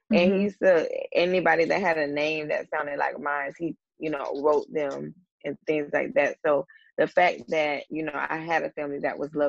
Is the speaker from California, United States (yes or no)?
yes; Ventura, California, United States; born there; I was born in Ventura, California.